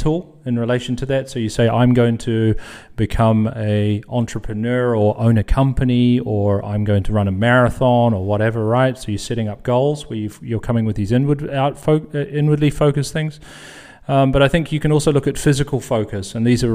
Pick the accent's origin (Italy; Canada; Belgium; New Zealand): New Zealand; moved away as an adult; now in Netherlands; I'm from New Zealand and living in the Netherlands now for close to, 18 years or so